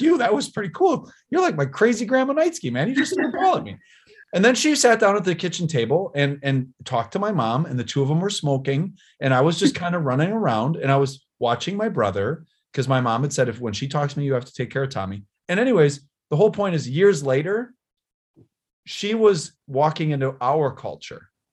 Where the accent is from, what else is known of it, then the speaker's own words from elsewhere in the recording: Wisconsin, United States; I'm the mayor of my uh, of where my hometown where i grew up and lived